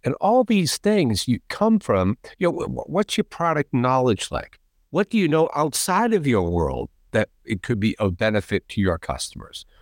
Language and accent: English; outside of Boston, Massachusetts, United States; I grew up right outside of Boston